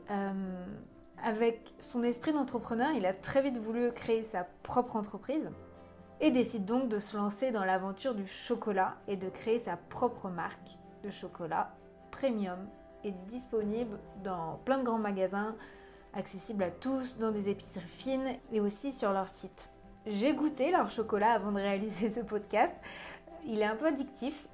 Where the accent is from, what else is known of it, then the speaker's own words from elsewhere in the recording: Breton, Brittany, France; je suis bretonne aussi